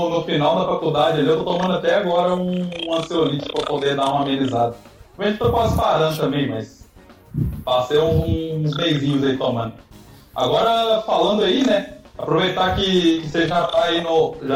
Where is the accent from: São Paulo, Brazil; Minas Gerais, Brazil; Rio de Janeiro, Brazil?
Minas Gerais, Brazil; now in Santa Catarina, Brazil; Eu sou de Minas, lá também tem cursos de mecatrônica